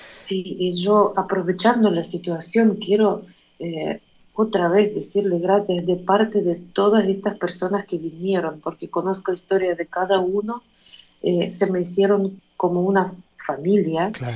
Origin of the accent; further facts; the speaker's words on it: Ukraine; Spanish is a second language; moved away as an adult; now in Argentina; Y me siento una ucraniana viviendo en otro país